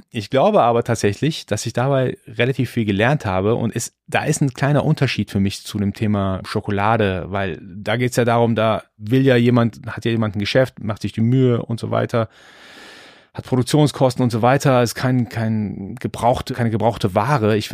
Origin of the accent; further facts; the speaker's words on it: Iran; born there; Also ich bin, ich bin gebürtiger Perser, gebürtiger Iraner. Für uns ist Bazaar-Life wirklich völlig normal.